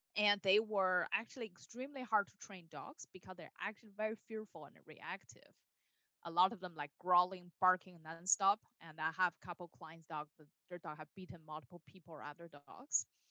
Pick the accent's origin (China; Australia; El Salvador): China; Beijing; moved away as an adult; now in United States; I was born and raised in Beijing, China. So I've been in the United States for a little over 10 years.